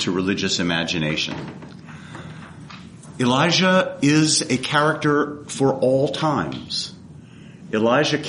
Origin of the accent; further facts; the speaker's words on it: East Coast, United States; moved away; I come from the East Coast